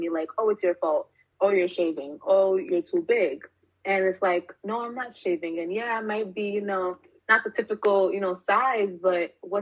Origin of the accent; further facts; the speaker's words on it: New York City, New York, United States; born and raised in Brooklyn, New York.